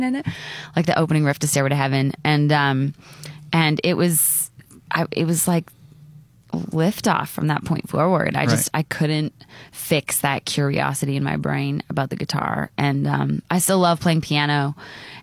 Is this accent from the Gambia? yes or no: no; Canada; moved away as an adult; now in Nashville, United States; I've been living in Nashville for 8 years. I'm from Canada originally